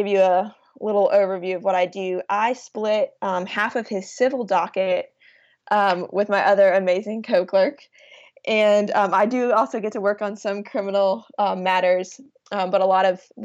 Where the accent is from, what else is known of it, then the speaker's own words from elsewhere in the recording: Rock Hill, South Carolina, United States; I grew up in Rock Hill, South Carolina